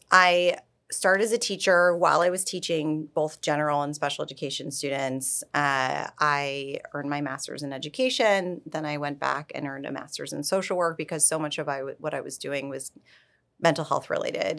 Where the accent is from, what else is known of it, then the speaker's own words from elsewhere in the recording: New York, United States; moved away as an adult; also born or lived in Florida; now in Palm Beach, United States; I'm born and raised in New York, and I very much thought I was a lifelong New Yorker